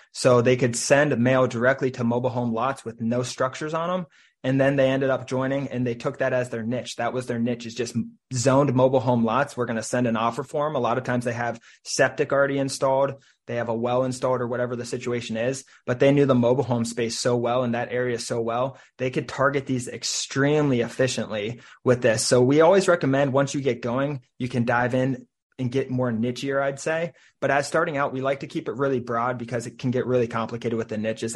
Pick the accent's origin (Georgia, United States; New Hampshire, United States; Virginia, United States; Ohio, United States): Ohio, United States; Cincinnati; now in Saint Petersburg, United States; I'm from Cincinnati, Ohio